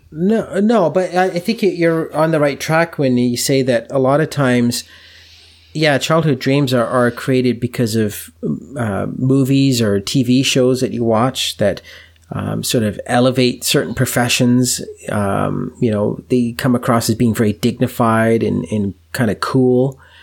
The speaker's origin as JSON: {"language": "English", "country": "Canada", "said": "being a Canadian"}